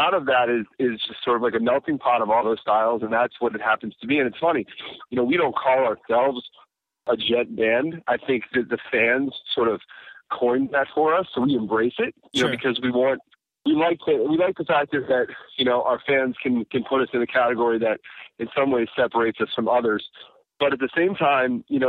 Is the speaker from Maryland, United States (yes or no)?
yes; Baltimore, Maryland, United States; Baltimore, born and raised